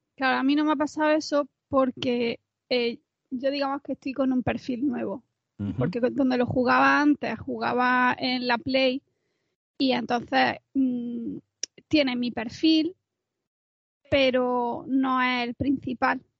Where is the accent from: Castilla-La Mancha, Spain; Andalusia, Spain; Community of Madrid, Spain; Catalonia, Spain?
Andalusia, Spain; soy andaluza